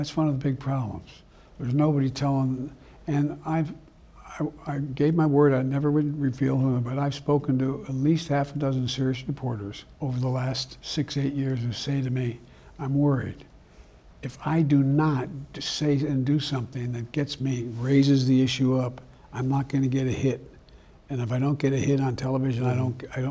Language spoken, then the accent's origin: English; Claymont, Delaware, United States; also born or lived in Scranton, Pennsylvania; the guys I grew up with in Claymont, Delaware, and Scranton, Pennsylvania